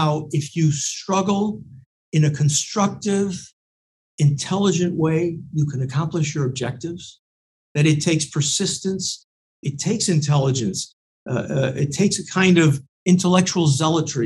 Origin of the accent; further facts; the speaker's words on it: Paris, Île-de-France, France; I grew up in Paris